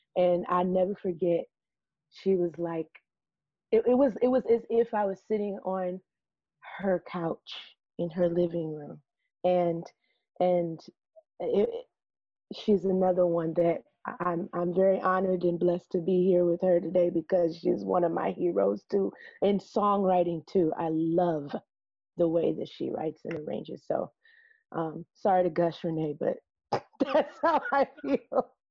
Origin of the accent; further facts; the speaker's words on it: Peoria, Illinois, United States; I was born and raised in Peoria, Illinois, right in the midland, mid heartland of the country